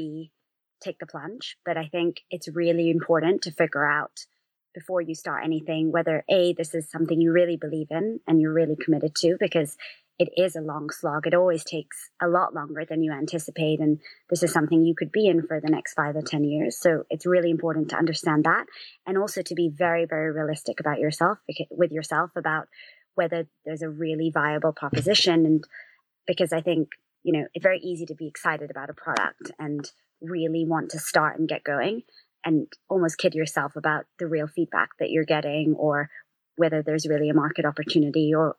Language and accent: English; London, United Kingdom; also born or lived in United States; So I actually grew up in London and was born and raised here, but spent some time in the States.